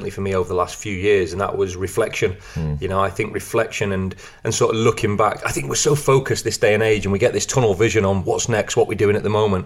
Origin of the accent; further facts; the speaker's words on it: Blackpool, North West England, United Kingdom; I grew up in Blackpool